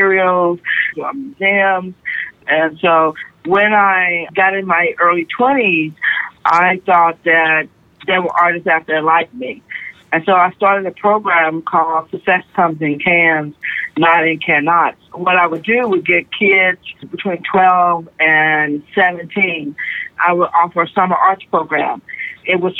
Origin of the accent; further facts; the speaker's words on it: Austin, Texas, United States; also born or lived in Syracuse / San Francisco; I'm born here in Austin and lived here pretty much my whole life